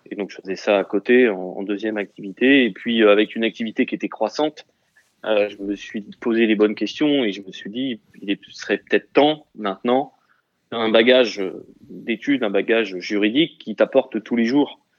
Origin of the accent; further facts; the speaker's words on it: Châlons-en-Champagne, Grand Est, France; originaire d'où Champagne-Ardenne. Champagne. champagne